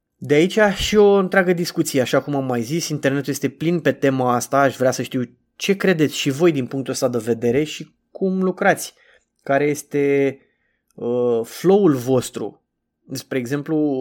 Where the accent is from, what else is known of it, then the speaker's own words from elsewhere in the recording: Bucharest, Romania; cum sunt eu din București